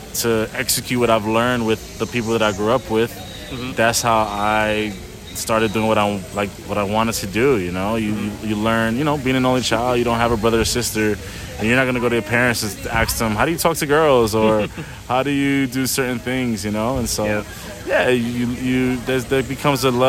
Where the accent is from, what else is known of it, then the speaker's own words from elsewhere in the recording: New York City, New York, United States; moved away; I grew up in New York City, where I grew up with different people around me